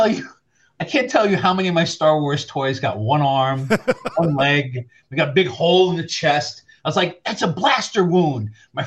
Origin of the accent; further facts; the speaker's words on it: New York City, New York, United States; now in New Jersey, United States; I'm not originally from New Jersey. I'm originally from South Queens.